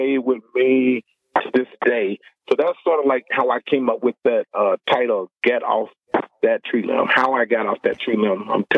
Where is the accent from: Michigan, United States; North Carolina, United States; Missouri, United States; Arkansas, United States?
Arkansas, United States; Little Rock; moved away as an adult; also born or lived in Des Moines, Iowa; when I go back home where I grew up in Little Rock, Arkansas